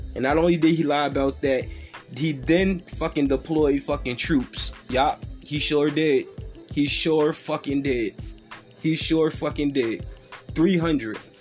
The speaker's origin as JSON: {"language": "English", "town": "New York City", "region": "New York", "country": "United States", "said": "I'm from New York City"}